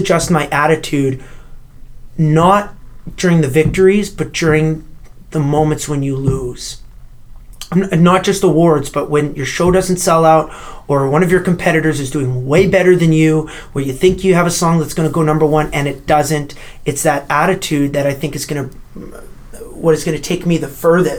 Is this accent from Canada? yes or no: yes; Canada; my home country